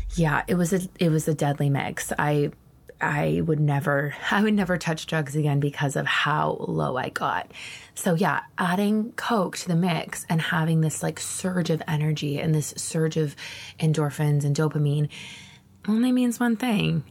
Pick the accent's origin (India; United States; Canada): Canada; Ontario; moved away as an adult; also born or lived in Moncton, New Brunswick; the years that I'm describing right now were actually taking place in my hometown in Ontario